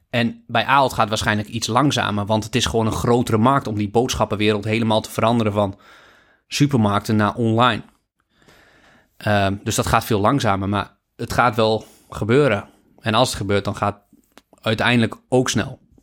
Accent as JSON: {"language": "Dutch", "country": "Netherlands", "said": "als Nederlander"}